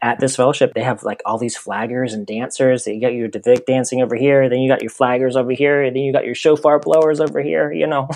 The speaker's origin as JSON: {"language": "English", "town": "Chugiak", "region": "Alaska", "country": "United States", "tie": "born or raised there", "moved": "yes", "lives_now": "Myrtle Beach, United States", "said": "I grew up in a little town called Chugiak, 30 minutes north of Anchorage"}